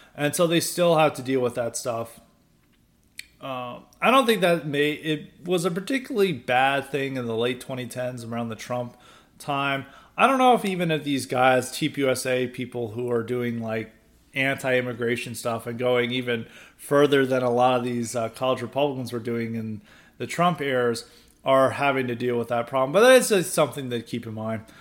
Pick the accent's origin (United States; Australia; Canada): United States; Nashville, Tennessee; I grew up in Nashville